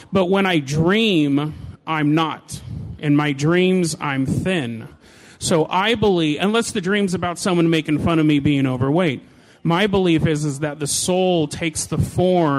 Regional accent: Hood River, Oregon, United States; I'm from Hood River, Oregon.

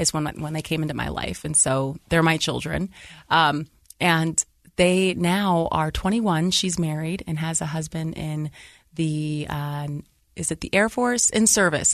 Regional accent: Lorain, Ohio, United States; moved away as an adult; now in Utah, United States; I grew up and, uh, Lorain, Ohio. It's outside of Greater Cleveland area, about twenty minutes

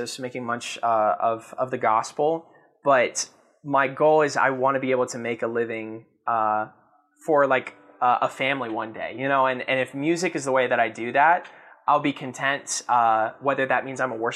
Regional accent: the South, United States; I grew up in the South

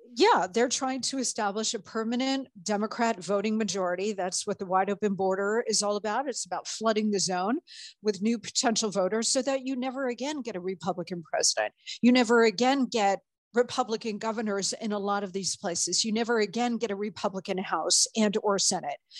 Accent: Arizona, United States; I am a native Arizonan. I was born in Arizona

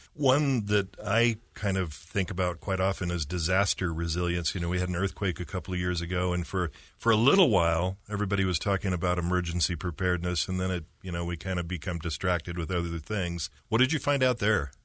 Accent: Utah, United States; I grew up in Utah County, and so my whole life, driving around the point of the mountain

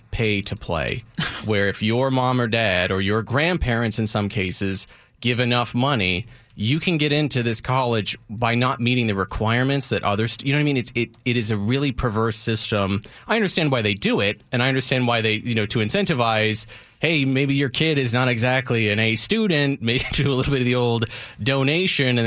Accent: California, United States; I think that that's amazing because in where I am from is from the Bay Area, same as uh, Mike Lewis with San Jose, Santa Cruz, San Francisco.

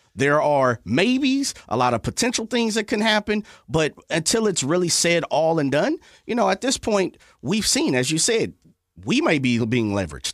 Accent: Sacramento, California, United States; also born or lived in Texas / Hayward; I'm from Meadowview area

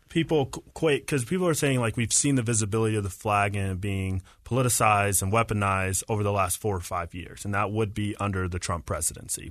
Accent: Marietta, Georgia, United States; now in Utah, United States; I grew up in Marietta, Georgia

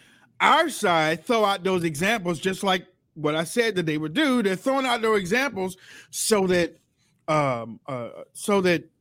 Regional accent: United States; As an American

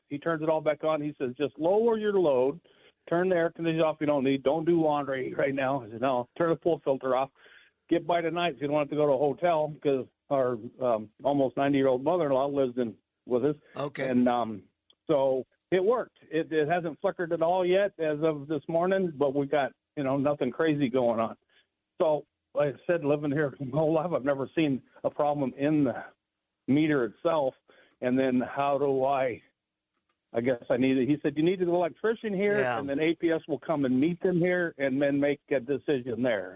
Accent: Scottsdale, Arizona, United States; born and raised in Scottsdale, lived here all 70 years of my life

